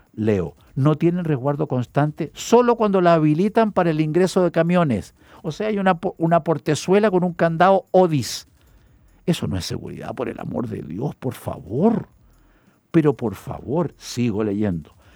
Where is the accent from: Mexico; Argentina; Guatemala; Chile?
Chile; como hombre chileno